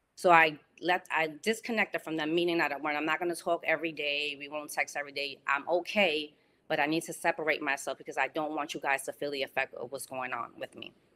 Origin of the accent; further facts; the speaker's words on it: New York City, New York, United States; moved away as an adult; now in West Palm Beach, United States; I grew up on Webster Avenue and one hundred sixty-nine Street